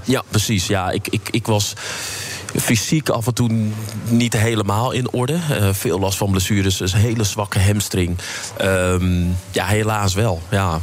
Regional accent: Amsterdam, North Holland, Netherlands; ik kom uit Amsterdam en, ehm, geboren in de Vuur, opgegroeid in Buitenveldert.

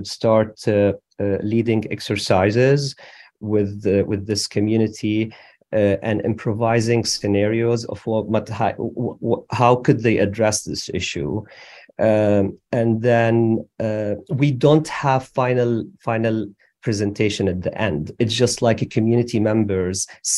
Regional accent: Syria; moved away as an adult; also born or lived in Damascus; I was born in Syria

